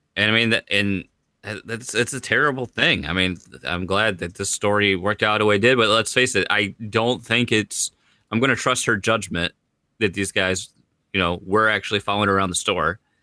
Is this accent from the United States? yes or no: yes; United States; I'm American